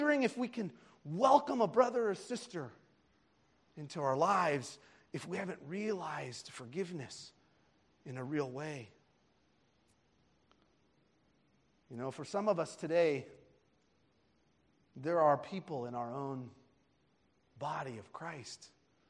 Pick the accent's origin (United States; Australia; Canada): United States; I was attending Coptic services with her here in the United States, as a young boy